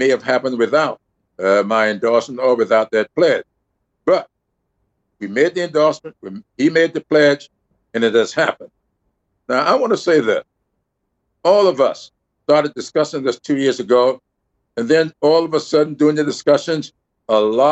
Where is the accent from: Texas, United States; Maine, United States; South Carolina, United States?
South Carolina, United States; Lindsey Graham and I are from the same state, but we've had a different background and experiences growing up